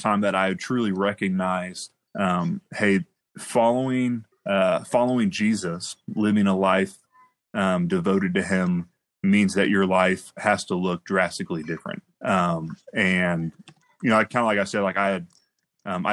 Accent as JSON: {"language": "English", "town": "Miamisburg", "region": "Ohio", "country": "United States", "tie": "born or raised there", "also_born_or_lived": "Trotwood", "said": "I grew up in Miamisburg, Viking, born and raised"}